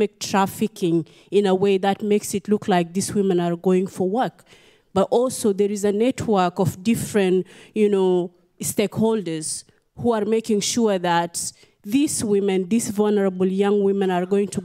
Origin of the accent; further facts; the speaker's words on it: South Sudan; I'm from South Sudan.